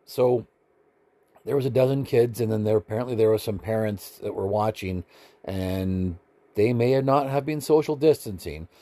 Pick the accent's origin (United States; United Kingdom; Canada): Canada